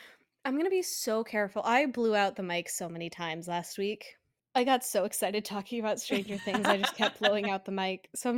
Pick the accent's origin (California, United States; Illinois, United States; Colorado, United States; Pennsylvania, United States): Colorado, United States; Denver; I'm from Denver. I support Denver first.